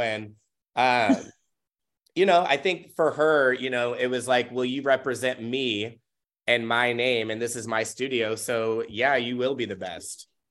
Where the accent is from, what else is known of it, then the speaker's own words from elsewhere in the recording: Tacoma, Washington, United States; also born or lived in Auburn, Washington; I was born and raised in Tacoma